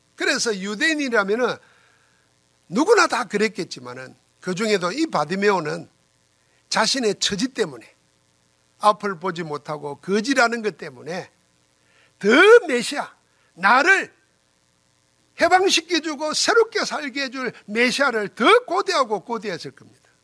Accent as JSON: {"language": "Korean", "country": "South Korea", "said": "여러분과 나는 한국 사람이지만은"}